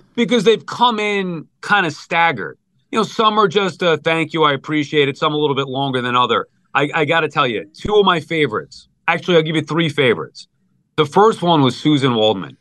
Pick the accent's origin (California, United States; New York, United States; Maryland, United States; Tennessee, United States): New York, United States; Long Island; I'm from Long Island